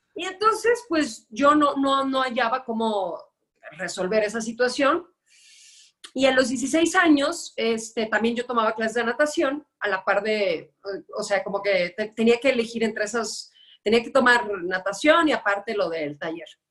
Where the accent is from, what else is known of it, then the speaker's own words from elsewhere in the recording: Guadalajara, Jalisco, Mexico; moved away as an adult; now in Mexico City, Mexico; yo soy tapatía, estuve allá 29 años de mi vida